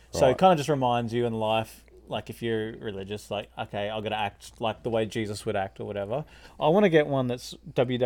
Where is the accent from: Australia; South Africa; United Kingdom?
Australia; I'm this guy from Australia.